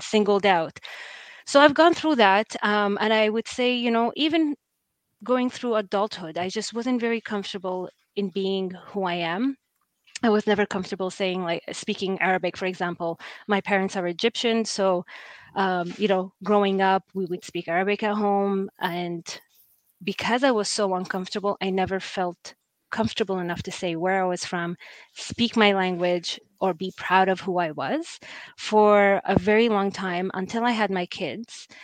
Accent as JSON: {"language": "English", "town": "Halifax", "region": "Nova Scotia", "country": "Canada", "tie": "born or raised there", "said": "i was the only brown kid at school growing up in Halifax for a long period of time."}